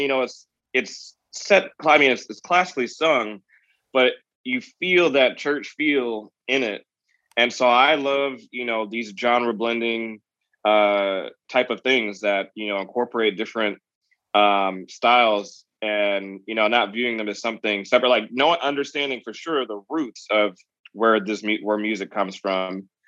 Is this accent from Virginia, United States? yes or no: yes; Virginia, United States; me growing up in Virginia